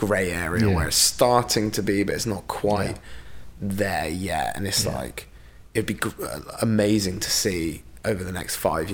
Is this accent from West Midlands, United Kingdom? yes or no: no; Burnham-on-Sea, South West England, United Kingdom; this is my hometown now, pretty much. I've been here 20 years, so it's basically my hometown